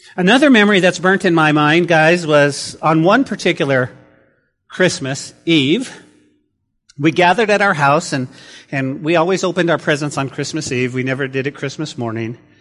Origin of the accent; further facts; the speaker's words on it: New Mexico, United States; growing up in New Mexico, we did have four seasons